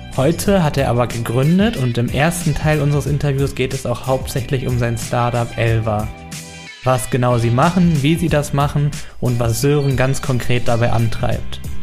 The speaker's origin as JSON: {"language": "German", "region": "North Rhine-Westphalia", "country": "Germany", "tie": "born or raised there", "said": "Wir kommen beide aus Ostwestfalen und waren auf der gleichen Schule fürs Abitur."}